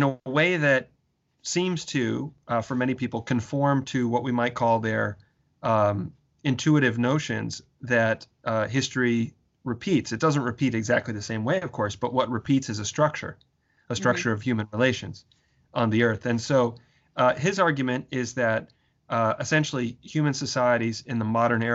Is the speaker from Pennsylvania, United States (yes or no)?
no; St. Paul, Minnesota, United States; I was born I was raised in Minnesota, outside of St. Paul, Minnesota, in a working class suburb of St. Paul